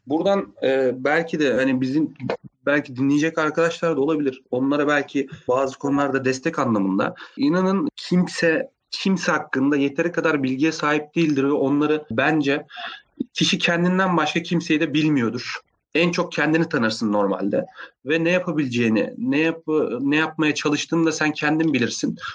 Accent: Afyonkarahisar, Turkey; Ben Afyon Afyonkarahisar doğumluyum.

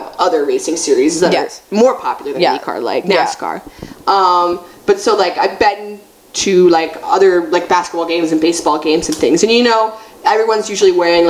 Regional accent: United States; I'm very American in a lot of ways.

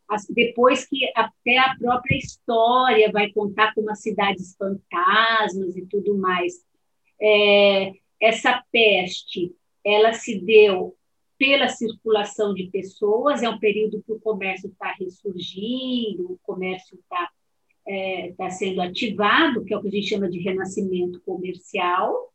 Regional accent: Brazil

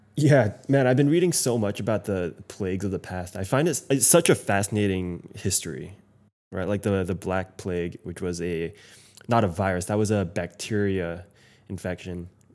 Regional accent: United States

